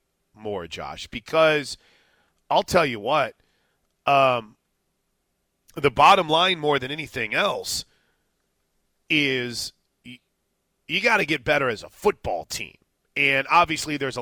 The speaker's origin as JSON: {"language": "English", "town": "Washington", "region": "Oklahoma", "country": "United States", "tie": "born or raised there", "said": "I was proud of my hometown, if you will, Washington"}